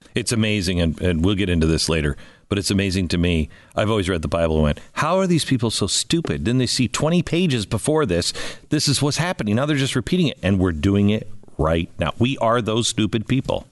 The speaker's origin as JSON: {"language": "English", "town": "Seattle", "region": "Washington", "country": "United States", "tie": "born or raised there", "said": "I grew up in Seattle."}